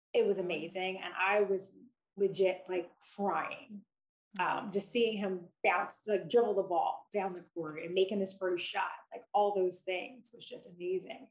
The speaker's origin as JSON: {"language": "English", "town": "Philadelphia", "region": "Pennsylvania", "country": "United States", "tie": "born or raised there", "said": "I grew up in Philadelphia."}